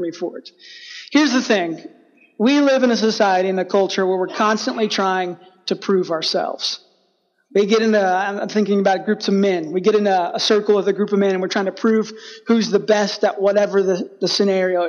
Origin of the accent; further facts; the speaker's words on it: Texas, United States; I grew up in Texas